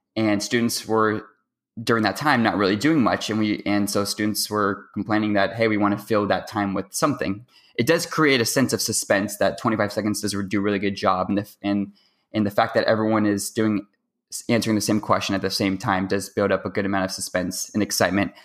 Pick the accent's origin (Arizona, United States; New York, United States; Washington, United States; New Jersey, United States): Washington, United States; Seattle; I'm going to my senior year of high school, and I'm from Seattle, Washington